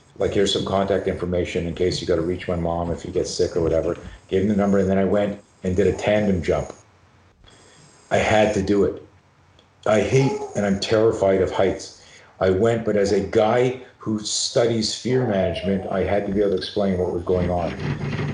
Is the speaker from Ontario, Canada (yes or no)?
no; Montreal, Quebec, Canada; Growing up in Montreal, Canada